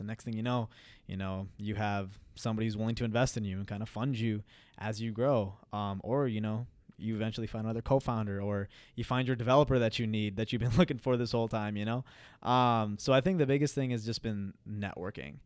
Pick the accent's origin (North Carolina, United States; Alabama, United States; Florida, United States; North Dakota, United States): North Dakota, United States; Fargo; moved away as an adult; also born or lived in Queens, New York / Punjab, India; now in Minneapolis, United States; I was born and raised in Queens, New York. I lived there for eight years. And then eventually my parents moved, my parents moved to, um, Fargo, North Dakota